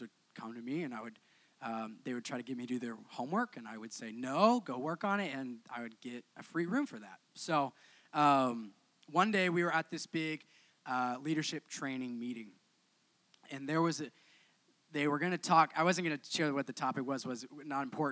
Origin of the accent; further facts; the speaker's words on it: Oklahoma, United States; moved away; grew up in Oklahoma